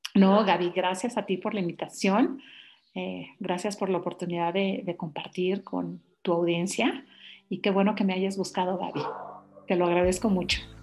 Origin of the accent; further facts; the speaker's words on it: Mexico; moved away as an adult; me regreso a mi país y es un país muy noble